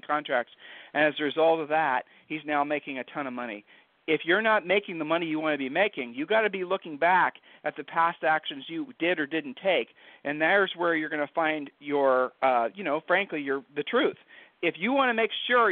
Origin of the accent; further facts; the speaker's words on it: Ohio, United States; we're from Ohio, so I'll just use an Ohio saying for you